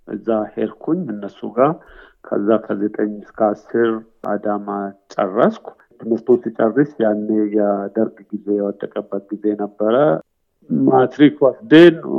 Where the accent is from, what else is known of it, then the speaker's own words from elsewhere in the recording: Tikur Inchini, West Shewa, Oromia, Ethiopia; moved away as an adult; also born or lived in Kenya; now in Melbourne, Australia; እዛው አካባቢ ነው እንግዲህ ተወልጄ ያደግኩት ገጠር ነው።